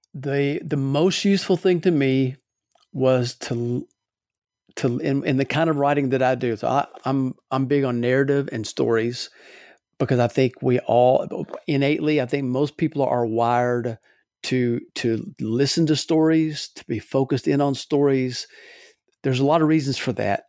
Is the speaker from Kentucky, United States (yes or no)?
yes; Louisville, Kentucky, United States; now in Alabama, United States; I'm from Louisville originally.